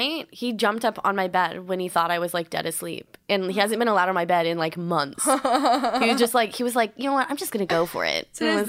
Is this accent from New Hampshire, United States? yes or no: yes; Whitefield, New Hampshire, United States; Whitefield, New Hampshire.